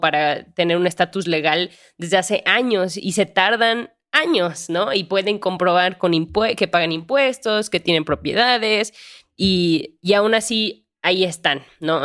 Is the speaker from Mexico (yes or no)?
yes; Guanajuato, Mexico; yo también que soy de Guanajuato